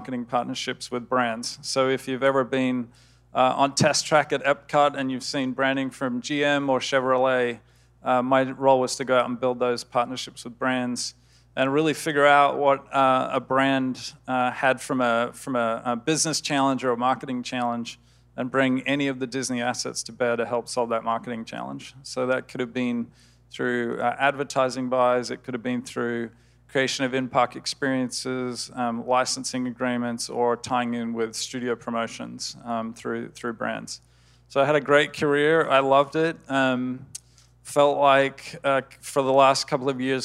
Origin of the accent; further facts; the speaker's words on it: Australia; moved away as an adult; now in United States; Grew up in Australia and was in Australia till I was about 26 before I moved over here to the US